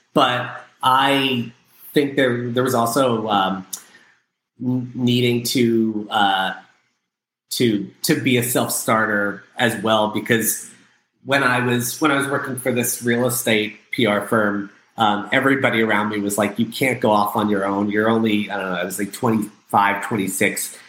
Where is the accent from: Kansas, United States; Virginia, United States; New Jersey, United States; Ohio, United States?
New Jersey, United States; Freehold; I was born in a small blue collar town in New Jersey called Freehold